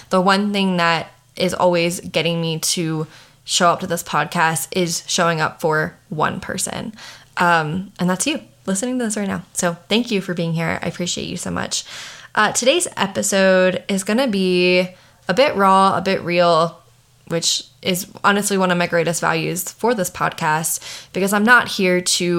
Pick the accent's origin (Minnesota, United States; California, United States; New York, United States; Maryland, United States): Maryland, United States; moved away as an adult; now in Colorado, United States; I'm from Maryland. I live in Colorado. I've been in Colorado for the past 7 years